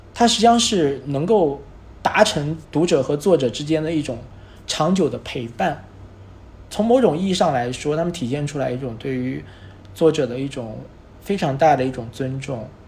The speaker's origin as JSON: {"language": "Chinese", "town": "Nanjing", "region": "Jiangsu", "country": "China", "tie": "born or raised there", "said": "在十年之后实际上对我本人，对于我的家乡而言都是一个回馈。它也记录了一些东西，也记录了这十年之间南京的一些变化"}